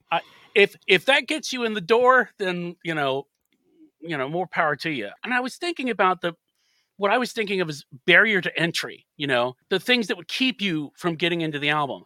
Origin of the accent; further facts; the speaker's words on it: United States; as an American